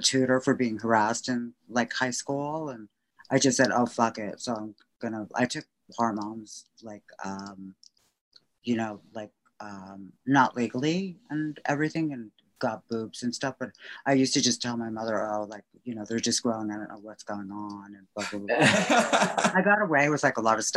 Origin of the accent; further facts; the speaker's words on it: Wayne, New Jersey, United States; accent: Jersey; moved away as an adult; also born or lived in Cedar Grove, New Jersey / Bergenfield, New Jersey; now in New York, United States; I grew up in Wayne, New Jersey, and then I moved to Cedar Grove, and then I got married in Bergenfield